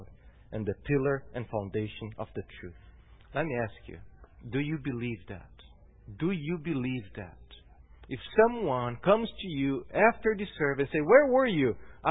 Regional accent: Brazil; now in Salem, United States; I come from Brazil.

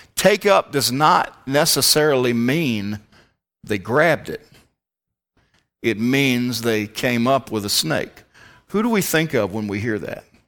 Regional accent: Richmond, Virginia, United States; moved away; I come from the Richmond, Central Virginia area

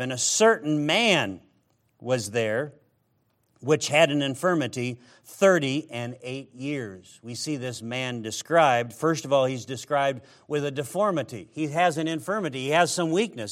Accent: Midwest, United States; I come from the Midwest

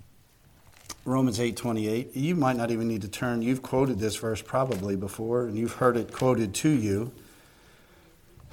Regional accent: Spring City, Pennsylvania, United States; We're from Spring City, Pennsylvania

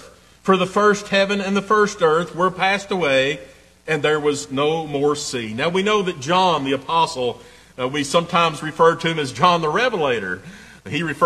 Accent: East Tennessee, United States; I'm proud to be from East Tennessee

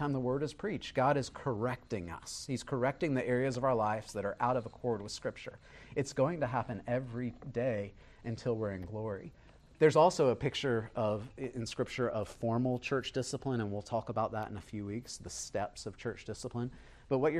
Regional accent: Beaufort, South Carolina, United States; I was raised here in Buford. I grew up about 4 miles from here

